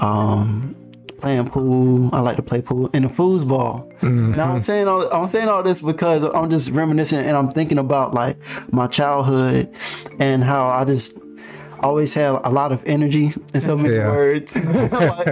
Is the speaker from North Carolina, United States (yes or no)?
yes; Kinston, North Carolina, United States; moved away; I'm originally from Kenton, North Carolina